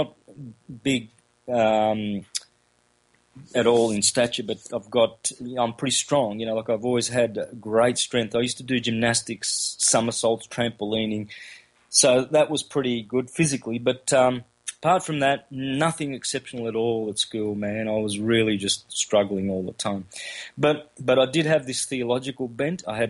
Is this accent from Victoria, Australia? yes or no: yes; country Victoria, Australia; first language Calabrian; Grew up in country Victoria, Australia, with Italian migrated parents from southern Italy